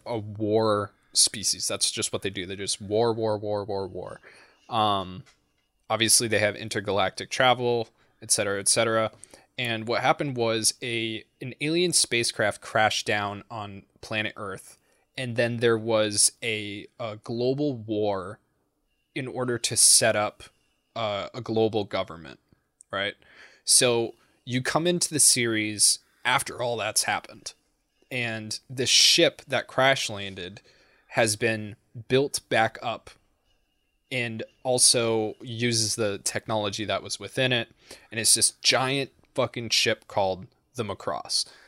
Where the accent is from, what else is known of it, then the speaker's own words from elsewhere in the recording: New England, United States; I'm from New England.